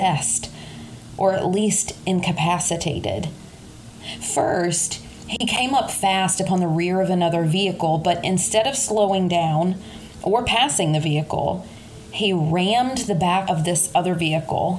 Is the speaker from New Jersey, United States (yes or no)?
no; Kentucky, United States; accent: Kentucky; my Kentucky accent